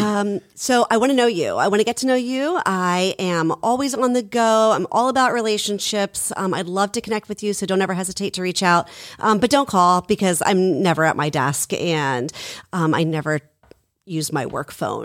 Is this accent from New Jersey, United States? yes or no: yes; Haddonfield, New Jersey, United States; I grew up in Haddonfield